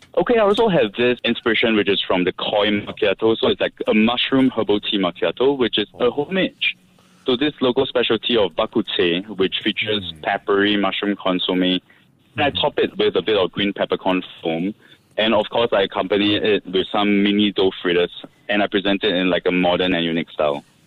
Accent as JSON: {"language": "English", "country": "Singapore", "tie": "born or raised there", "said": "growing up in Singapore, which is a cultural melting pot"}